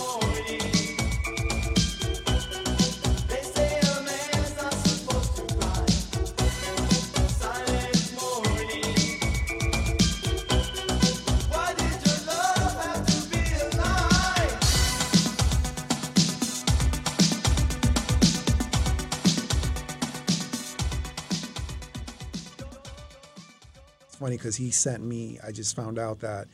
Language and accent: English; New York, United States; moved away as an adult; now in Los Angeles, United States; I'm born and raised in the Bronx